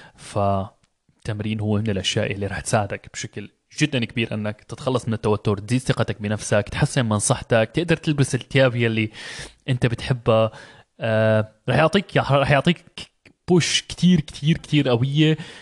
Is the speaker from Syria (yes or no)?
yes; Syria; moved away as an adult; now in Germany; انتقلت من بلدي سوريا بسبب ظروف الحرب الموجودة هنيك